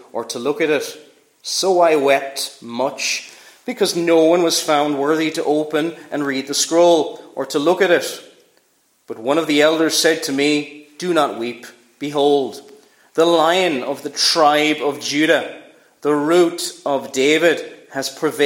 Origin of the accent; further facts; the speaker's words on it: Cork, Munster, Ireland; I was born in Cork